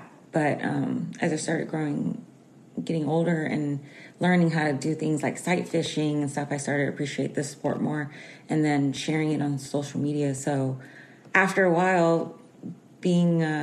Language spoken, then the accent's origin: English; Houston, Texas, United States; I'm from Houston, Texas